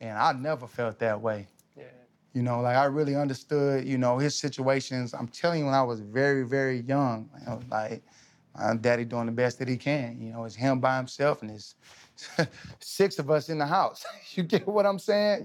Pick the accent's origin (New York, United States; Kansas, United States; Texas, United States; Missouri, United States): Texas, United States; I'm from Texas